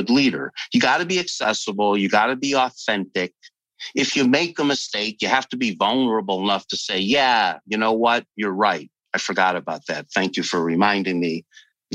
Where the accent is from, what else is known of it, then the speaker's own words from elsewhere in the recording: Northeast, United States; also born or lived in Chicago / California; I'm from the Northeast